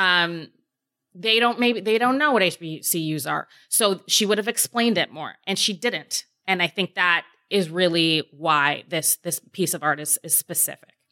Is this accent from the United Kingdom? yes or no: no; Canada; my black experience as a Canadian